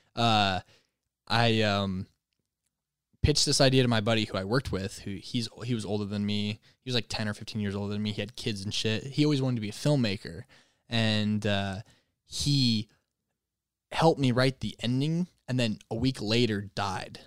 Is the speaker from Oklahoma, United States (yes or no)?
no; Michigan, United States; moved away as an adult; now in Los Angeles, United States; I'm a Michigan boy